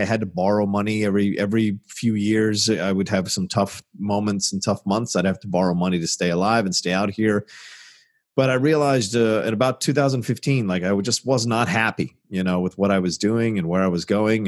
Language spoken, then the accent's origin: English; Virginia, United States; I grew up in Virginia